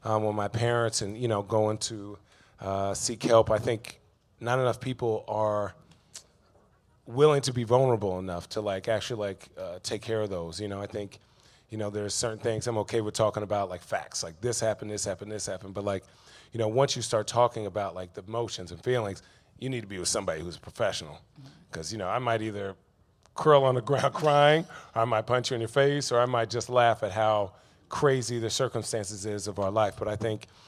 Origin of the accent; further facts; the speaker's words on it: Chandler, Arizona, United States; I grew up in Chandler, Arizona